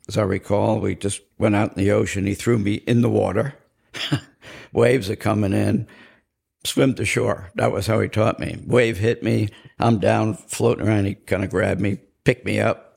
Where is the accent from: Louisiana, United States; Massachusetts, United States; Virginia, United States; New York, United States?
New York, United States; Cedarhurst; also born or lived in Brooklyn, New York / Corsicana, Texas; After the war, we moved out to Cedarhurst, Long Island. I grew up in a Irish Catholic, Italian, Protestant neighborhood.